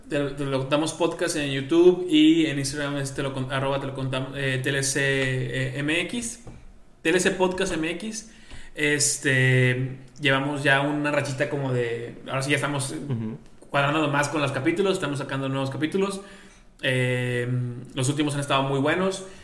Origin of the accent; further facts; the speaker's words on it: Mexico; nosotros que somos mexicanos